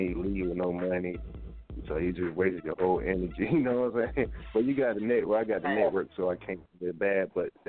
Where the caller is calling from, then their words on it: Decatur, Georgia, United States; Well, man, I'm calling from Decatur, Georgia, or representing Decatur, Georgia.